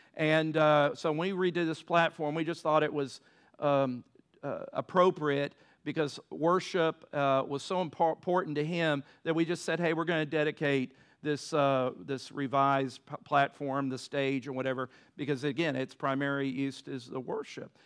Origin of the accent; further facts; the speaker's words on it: Virginia Beach, Virginia, United States; growing up in Virginia Beach